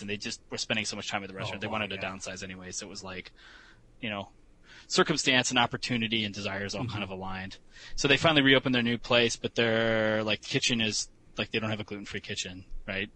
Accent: Chicago, Illinois, United States; I grew up in Chicago

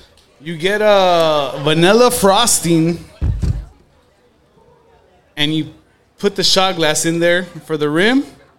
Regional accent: Modesto, California, United States; also born or lived in Canada; I was, you know, from Modesto, California.

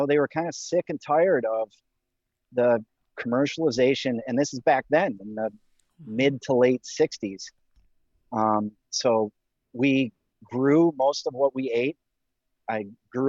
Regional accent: 4 or 5 hours north of Detroit, Michigan, United States; I was born and raised in Michigan, but about 4 or 5 hours north of Detroit. So a very small town

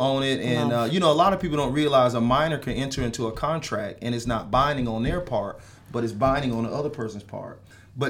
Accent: Atlanta, Georgia, United States; I grew up in Georgia, okay. In Atlanta, South Atlanta

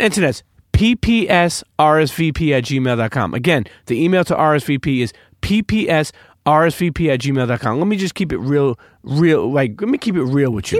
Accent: New York, United States; as a New Yorker, as a Brooklyn night

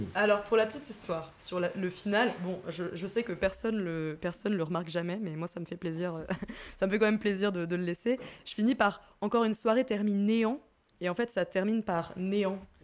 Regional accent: Massif des Bauges, Auvergne-Rhône-Alpes, France; j'ai passé mon enfance là-bas, ouais, mon enfance, mon adolescence. J'étais à l'école, au collège, là-bas

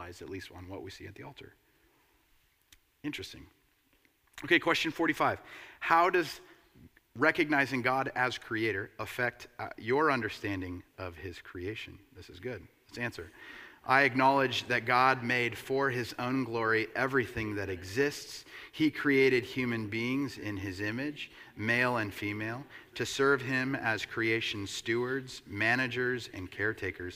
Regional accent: United States; as an American capitalist

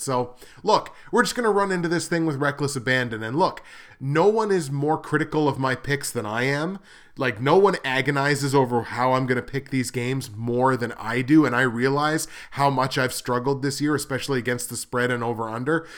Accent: Canada; I'm Canadian

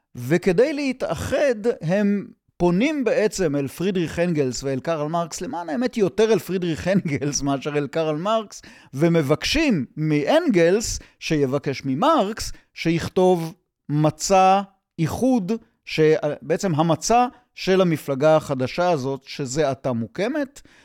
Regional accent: Yotvata, Southern District, Israel; אני בן קיבוץ יוטבתה

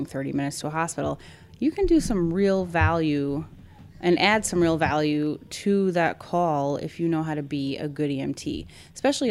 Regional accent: New York City, New York, United States; I'm from here. Like, I grew up here

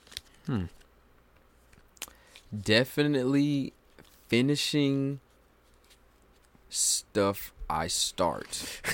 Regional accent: Raleigh, North Carolina, United States; also born or lived in Greensboro, North Carolina; I hail from Raleigh, North Carolina.

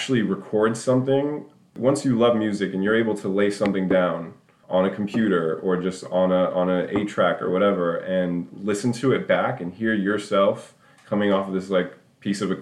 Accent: New York City, New York, United States; moved away; I was a little white boy growing up in Midtown Manhattan, you know, in the early 90s

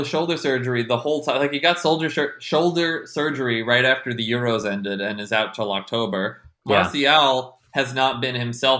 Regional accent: New Jersey, United States; I'm from New Jersey

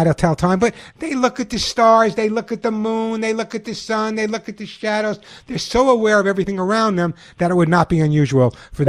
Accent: Long Island, New York, United States; when I grew up on Long Island, although no one would ever know about my accent

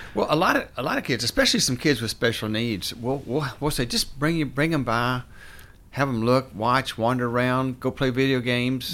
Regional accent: Morristown, Tennessee, United States; moved away as an adult; also born or lived in Clemson, South Carolina / Atlanta, Georgia / North Carolina; now in Hendersonville, United States; I grew up in East Tennessee in a town called Morristown.

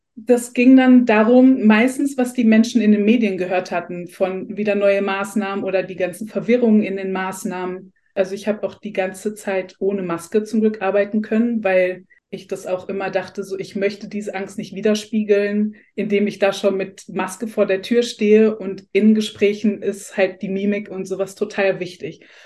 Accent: Essen, North Rhine-Westphalia, Germany; ich komme aus Essen

